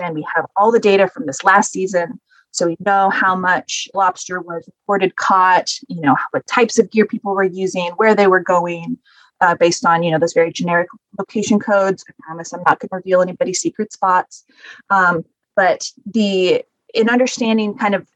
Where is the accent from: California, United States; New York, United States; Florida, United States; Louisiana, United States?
California, United States; Northern; I grew up in Northern California, fishing, you know, getting abalone.